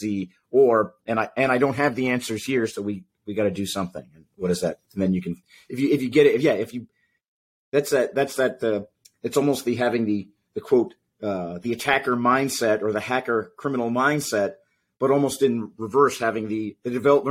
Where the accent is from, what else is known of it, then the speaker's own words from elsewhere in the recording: New England, United States; now in Florida, United States; as a kid, I grew up in the Northeast up in New England